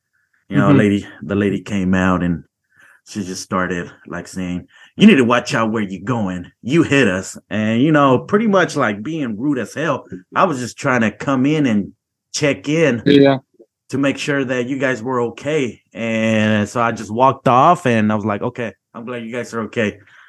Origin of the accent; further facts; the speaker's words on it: Missouri, United States; I'm from Missouri, by the way, in case you wanted to know that.